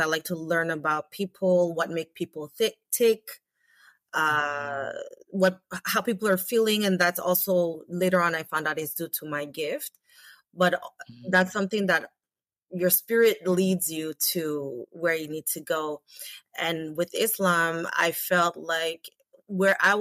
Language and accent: English; St. Vincent & Grenadines; now in Canada; I'm from the Caribbean island, St. Vincent